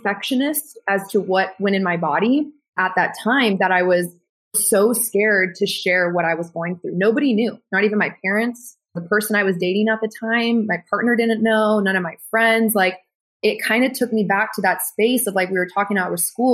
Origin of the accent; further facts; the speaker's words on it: Texas, United States; I'm Mexican German from Texas, grew up with a bodybuilder mentality